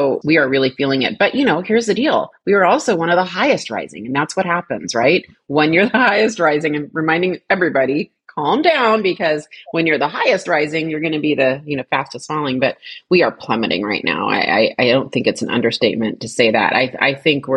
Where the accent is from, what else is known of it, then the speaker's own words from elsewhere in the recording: Seattle, Washington, United States; I am a fifth generation Washingtonian. My dad's family goes back five generations. Yeah. So I was born and raised there